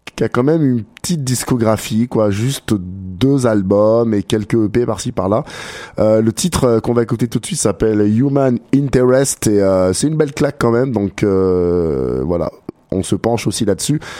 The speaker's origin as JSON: {"language": "French", "town": "Grenoble", "region": "Auvergne-Rhône-Alpes", "country": "France", "tie": "born or raised there", "also_born_or_lived": "Quebec, Canada", "moved": "yes", "lives_now": "Canada", "said": "de Grenoble, de ma ville natale en France"}